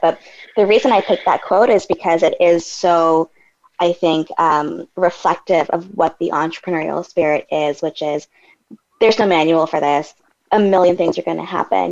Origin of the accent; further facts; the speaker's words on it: Canada; I'm Canadian